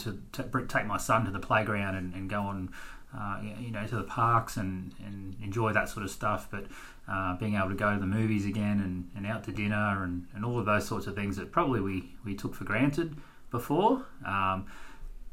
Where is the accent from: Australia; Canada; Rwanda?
Australia; Queensland; moved away as an adult; now in Perth, Australia; I was born and bred in Queensland and therefore started my teaching career there